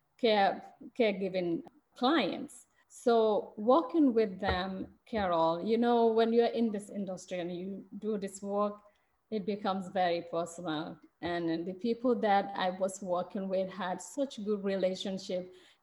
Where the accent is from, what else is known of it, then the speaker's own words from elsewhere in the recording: Gambia; moved away as an adult; now in Madison, United States; I'm from Gambia, and I, like you already mentioned, I've been here 20 years